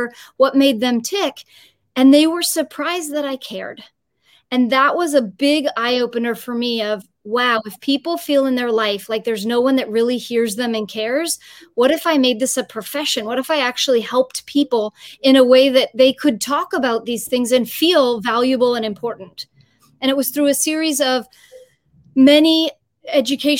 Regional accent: San Francisco, California, United States; also born or lived in Los Angeles; I'm originally born and raised in San Francisco, but then I moved to Los Angeles when I went to UCLA for college

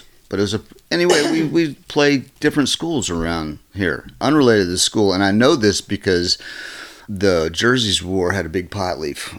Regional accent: Lynchburg, Virginia, United States; born there; I was born in Lynchburg, Virginia.

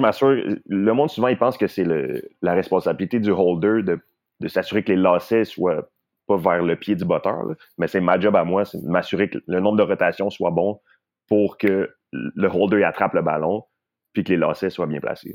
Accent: Laval, Quebec, Canada; also born or lived in Kent; je viens de Montréal, Laval

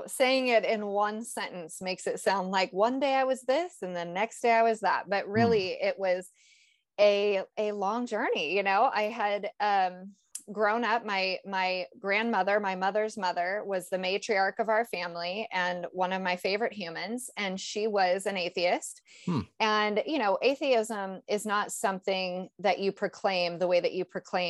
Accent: Northern California, United States; I was raised in Northern California

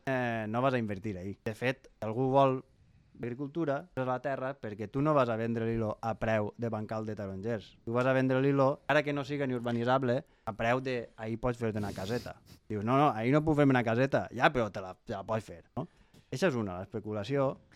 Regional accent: Pego, Valencian Community, Spain; jo sóc de Pego

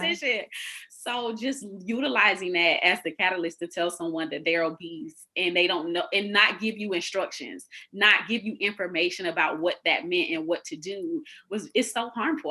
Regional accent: Florida, United States; I'm originally from Florida.

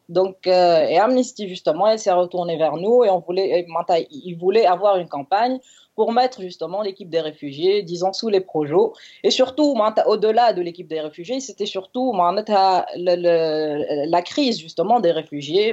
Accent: Tunisia; je suis tunisienne

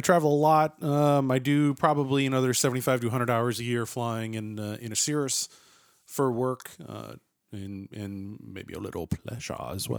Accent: Massachusetts, United States; moved away; I'm originally from Massachusetts

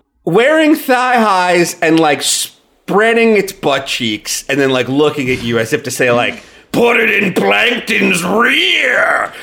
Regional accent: New York, United States; Oh, I'm originally from New York, you know, but I'm from the country.

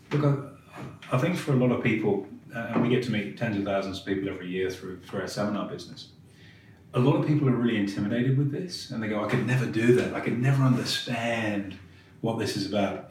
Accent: England, United Kingdom; being English

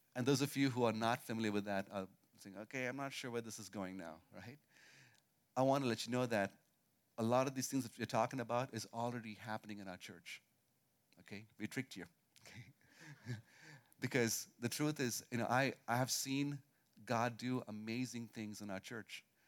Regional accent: India; moved away; I grew up in India most of my life

